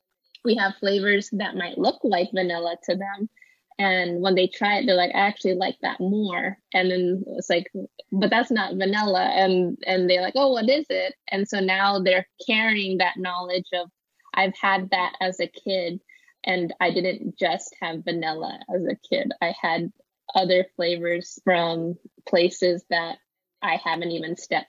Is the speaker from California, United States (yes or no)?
yes; Los Angeles, California, United States; Growing up in Los Angeles